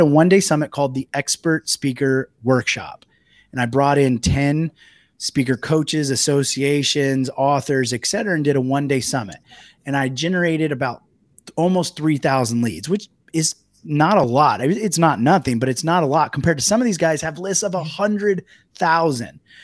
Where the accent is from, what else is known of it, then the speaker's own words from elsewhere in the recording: United States; moved away as an adult; also born or lived in Italy; as an American when I first moved to Italy and had a business there.